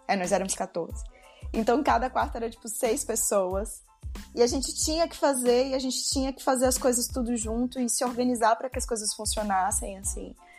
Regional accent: São Luís, Maranhão, Brazil; moved away as an adult; also born or lived in São Paulo, Brazil / Rio Grande do Sul, Brazil; now in Porto, Portugal; Eu sou de São Luís do Maranhão, mas me mudei para São Paulo

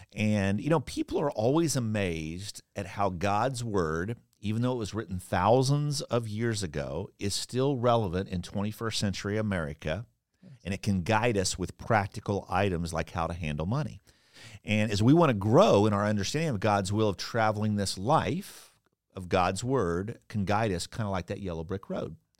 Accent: Kansas, United States; now in Orlando, United States; I grew up in Kansas

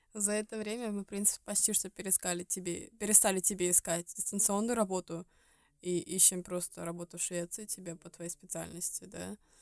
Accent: Estonia; moved away as an adult; now in Sweden; мы жили в Эстонии, потому что я из Эстонии

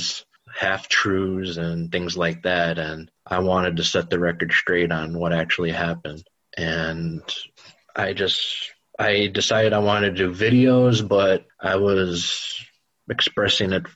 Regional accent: Chicago, Illinois, United States; Born and raised in Chicago

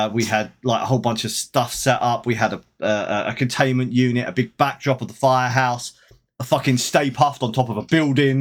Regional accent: United Kingdom; I'm British.

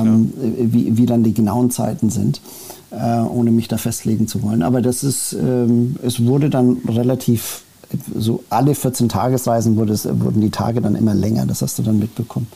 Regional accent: Germany; also born or lived in United States / Saudi Arabia / Spain / Switzerland; Bin mit äh, sechs Jahren nach äh, Deutschland äh, gekommen

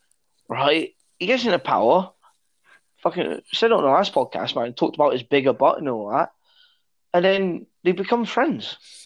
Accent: East Midlands, United Kingdom; We're from the East Midlands.

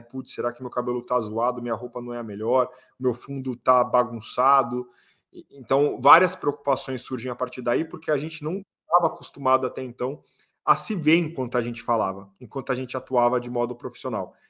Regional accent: Brazil; Nós somos brasileiros

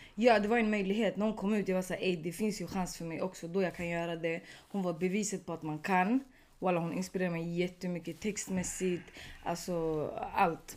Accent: Sweden; also born or lived in Tunisia; du var från Sverige.

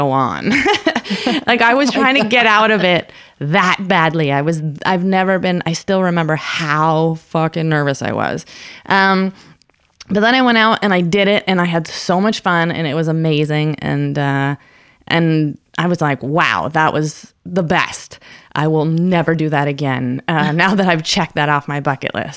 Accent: Canada; I'm Canadian

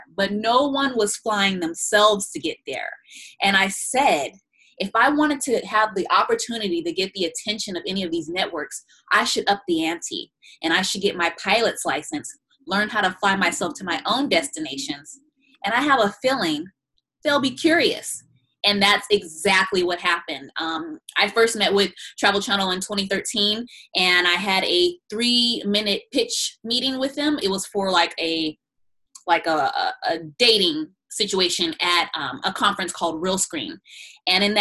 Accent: United States; also born or lived in Chicago, Illinois / San Bernardino, California; now in Los Angeles, United States; I'm originally from the south side of Chicago and also grew up in San Bernardino, California

